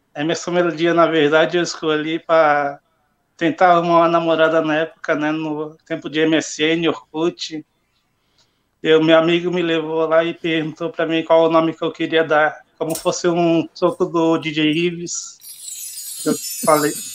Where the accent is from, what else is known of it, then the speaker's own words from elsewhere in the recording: Palhoça, Santa Catarina, Brazil; Eu, eu falo que sou de Floripa, mas em palhoça, que eu não falo que sou de palhoça, tenho vergonha